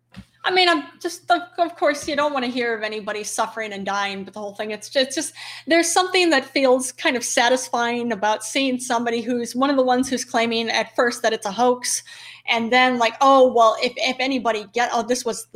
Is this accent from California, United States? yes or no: no; New York, United States; And that's even as a New Yorker.